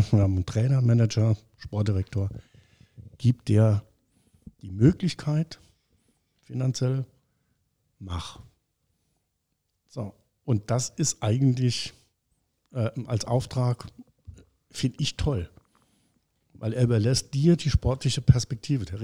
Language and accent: German; Hamburg, Germany; now in Saarbrücken, Germany; ich als Hamburger, so, das war ich auch. Ne? Bin jetzt in Saarbrücken, mir geht es ganz gut.